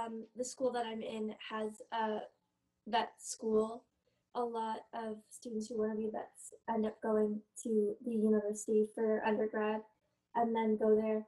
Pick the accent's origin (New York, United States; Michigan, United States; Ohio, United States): New York, United States; New York City; moved away as an adult; also born or lived in Shanxi, China; now in Canada; I grew up in New York City and now I'm studying in Canada as a history major